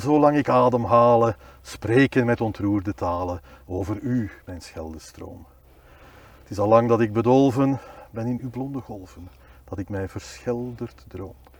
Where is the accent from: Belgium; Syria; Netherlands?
Belgium; Boom, Flanders; also born or lived in Bornem / Leuven; now in Willebroek, Belgium; ik ben geboren in Bornem, maar eigenlijk opgegroeid in Boom